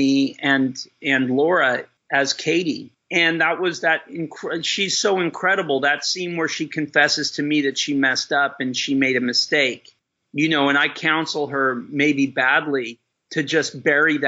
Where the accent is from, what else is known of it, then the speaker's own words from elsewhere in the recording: El Centro, California, United States; I grew up in El Centro, and 120 miles away is Ocean Beach